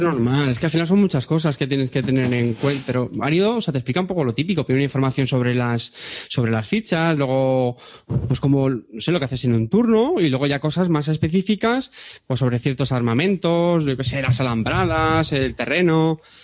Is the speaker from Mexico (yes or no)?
no; Montilla, Andalusia, Spain; es Montilla, que es mi pueblo